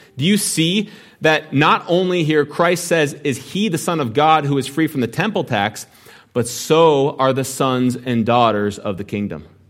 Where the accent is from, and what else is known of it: United States